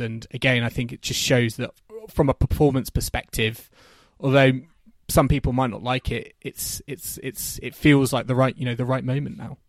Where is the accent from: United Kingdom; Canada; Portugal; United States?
United Kingdom; as British fans at Wimbledon